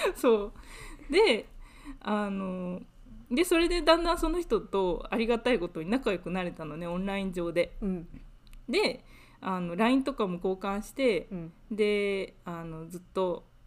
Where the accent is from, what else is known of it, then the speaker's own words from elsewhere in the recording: Japan; moved away as an adult; now in United Kingdom; 私はもともと日本で生まれ育った